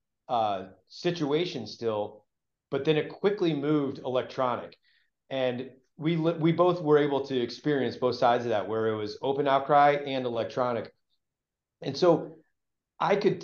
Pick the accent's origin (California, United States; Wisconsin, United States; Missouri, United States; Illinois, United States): Missouri, United States; St. Louis; I grew up in St. Louis, Missouri